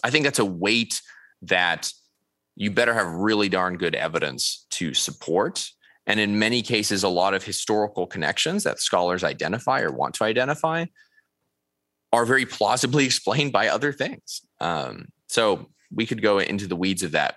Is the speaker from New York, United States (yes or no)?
no; Upland, California, United States; now in Irving, United States; my hometown, Upland, California